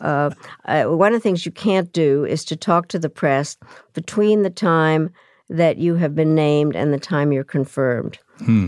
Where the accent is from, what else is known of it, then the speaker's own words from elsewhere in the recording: Czechia; moved away; also born or lived in Yugoslavia; I was born in Czechoslovakia